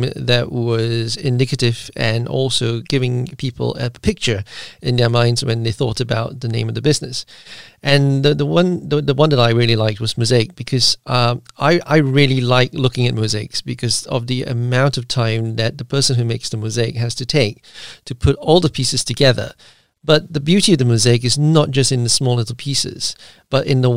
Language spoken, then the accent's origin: English; Malaysia; now in United Kingdom; I am actually originally from Malaysia